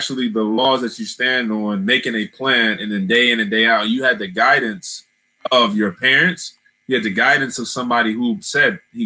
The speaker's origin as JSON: {"language": "English", "town": "Columbus", "region": "Ohio", "country": "United States", "tie": "born or raised there", "said": "we grew up in Columbus"}